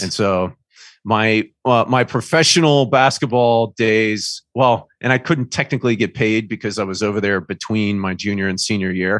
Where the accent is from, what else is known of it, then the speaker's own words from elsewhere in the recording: Indiana, United States; moved away as an adult; also born or lived in Charlotte, North Carolina; I grew up in Indiana